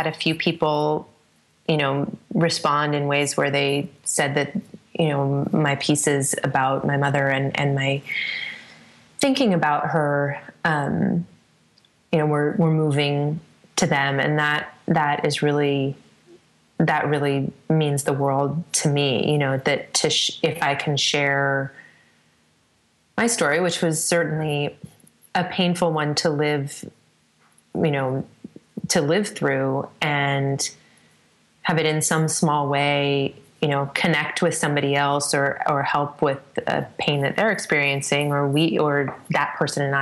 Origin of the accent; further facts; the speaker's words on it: Northern California, United States; my hometown and has its headwaters very close to where my dad and my brother and I have a cabin together in an area of the mountains in the Sierra Nevada in Northern California that I spent a lot of time in growing up